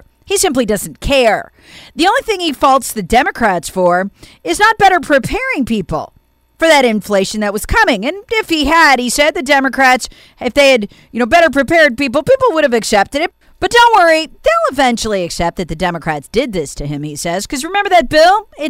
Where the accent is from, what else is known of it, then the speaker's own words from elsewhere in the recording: South Carolina, United States; Representative Jim Clyburn from my home state of South Carolina